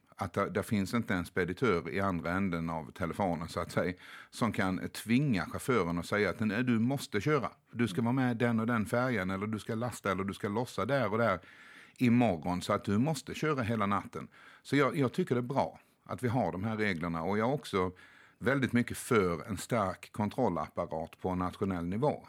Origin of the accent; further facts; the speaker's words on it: Sweden; hemma i Sverige